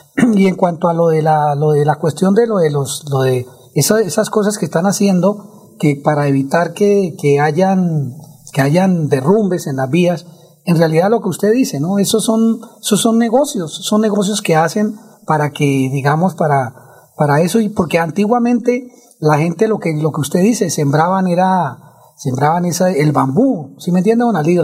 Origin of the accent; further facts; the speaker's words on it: Bucaramanga, Santander, Colombia; ahí donde yo nací, yo nací en la carrera 12 con la calle 33